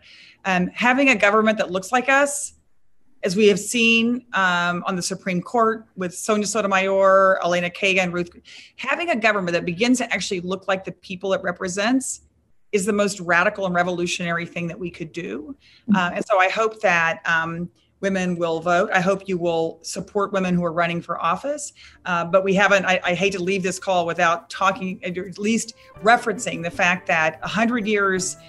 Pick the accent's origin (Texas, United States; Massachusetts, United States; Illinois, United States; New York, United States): Texas, United States; I come from Texas